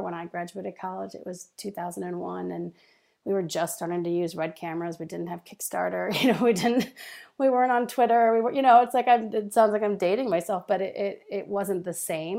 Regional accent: Dearborn, Michigan, United States; moved away as an adult; also born or lived in North Carolina / Los Angeles; I grew up just outside of Detroit and Dearborn

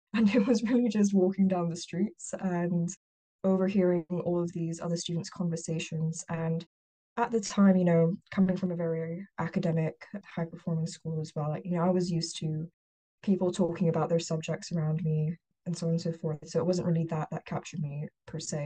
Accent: Hong Kong; moved away as an adult; also born or lived in United Kingdom; now in Boston, United States; I was born and raised in Hong Kong

